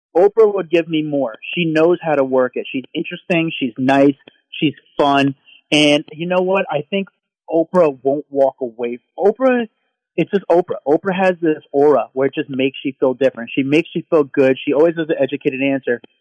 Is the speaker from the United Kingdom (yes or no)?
no; New Jersey, United States; I'm not from Hollywood. I'm from blue collar New Jersey